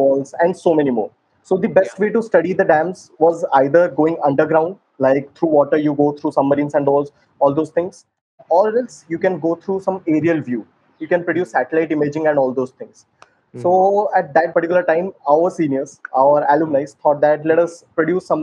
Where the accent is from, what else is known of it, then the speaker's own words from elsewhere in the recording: Sambalpur, Odisha, India; I hail from Odisha, Sambalpur